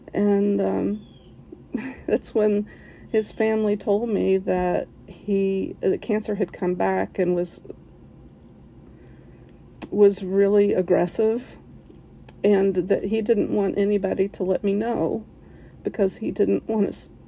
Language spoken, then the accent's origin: English; West Virginia, United States; now in Cincinnati, United States; And compared to where I grew up in West Virginia, you know, Cincinnati is a pretty big town. And my accent's mostly gone